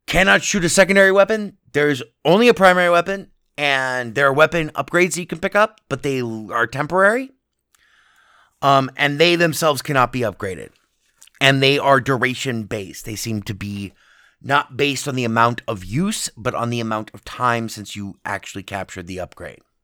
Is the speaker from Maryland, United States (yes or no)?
no; Las Vegas, Nevada, United States; my hometown, Las Vegas